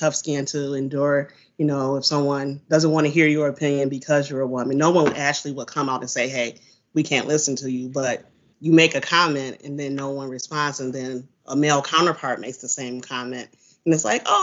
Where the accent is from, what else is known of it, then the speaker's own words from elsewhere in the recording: Saginaw, Michigan, United States; I'm from Saginaw area